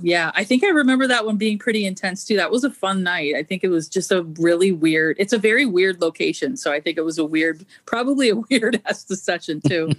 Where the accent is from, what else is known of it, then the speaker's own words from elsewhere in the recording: Canada; moved away; I'm originally Canadian. Uh, well, I'm still Canadian, but I'm originally from Canada